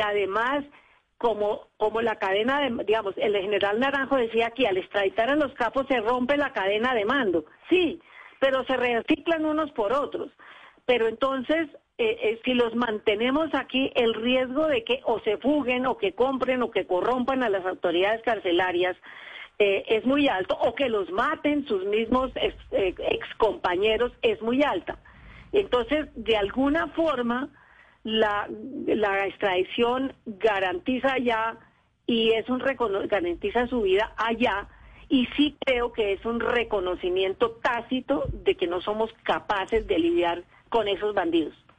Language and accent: Spanish; Colombia